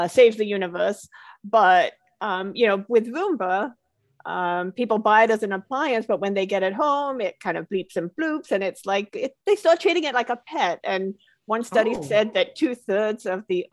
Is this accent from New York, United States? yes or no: yes; Long Island, New York, United States; moved away as an adult; also born or lived in London / Boston; I was born in London. I grew up on Long Island, and I moved to Boston to go to university.